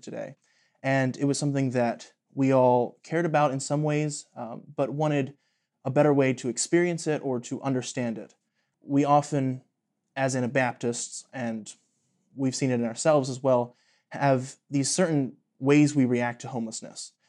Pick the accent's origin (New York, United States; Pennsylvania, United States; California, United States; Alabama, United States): Pennsylvania, United States; Latrobe; I am from Latrobe, Pennsylvania